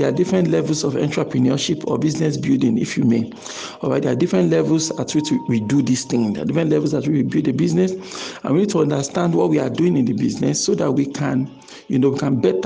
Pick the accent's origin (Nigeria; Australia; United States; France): Nigeria; our nation, Nigeria in this context, because I'm a Nigerian